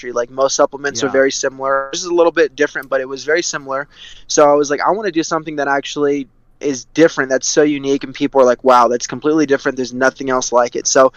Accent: California, United States; I'm from California, born and raised

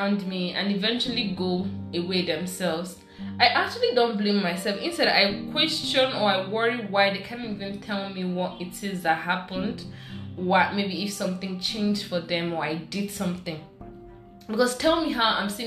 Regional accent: Abia, Nigeria; I'm from Abia State.

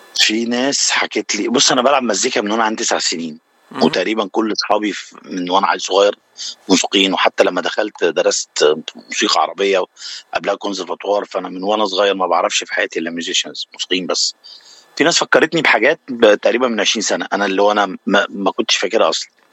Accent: Cairo, Cairo Governorate, Egypt; moved away as an adult; now in United States; انا من مصر من شبرا

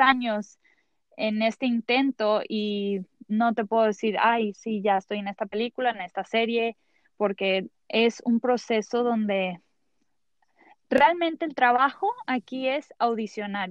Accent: Mexico; soy mexicana

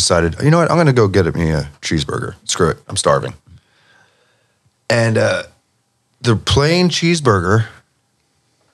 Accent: California, United States; moved away; also born or lived in Germany; I'm from Cali too

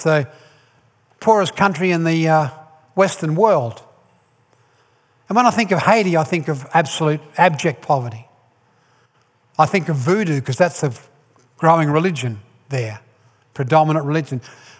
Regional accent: Ireland; I'm Irish. I was born in Ireland.

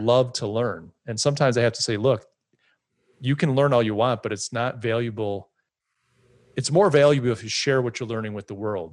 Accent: United States; Me being an American

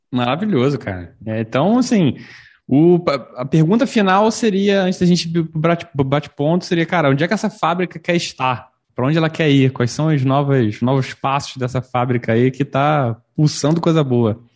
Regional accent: Rio de Janeiro, Brazil; nós somos do Rio

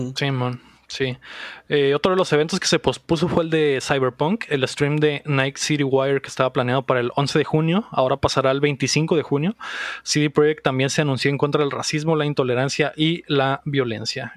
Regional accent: Mexico; como mexicanos, güey, creo que, creo que no tenemos esas sensibilidades todavía, güey. O sea, güey, crecimos en una, en un país

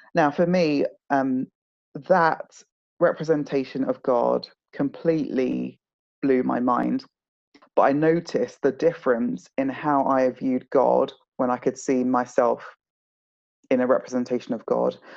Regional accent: South East England, United Kingdom; also born or lived in Nigeria / Kent / Hertfordshire / London; as a family of five Nigerians um, living in the home counties, so Kent, um, Hertfordshire, uh, and in and around London suburbs

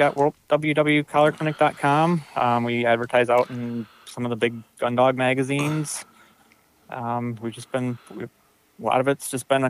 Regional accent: Traverse City, Michigan, United States; I grew up here and lived here my whole life

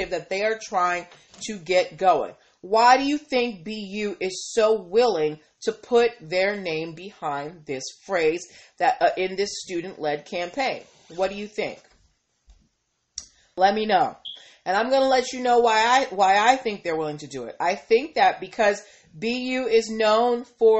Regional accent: Massachusetts, United States; I am from Massachusetts

